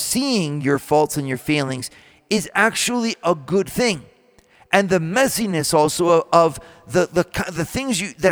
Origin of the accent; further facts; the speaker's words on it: United States; as American leaders